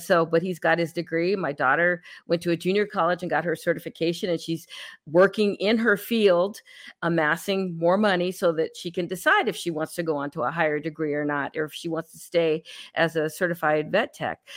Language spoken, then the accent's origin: English; California, United States; now in Texas, United States; I grew up in California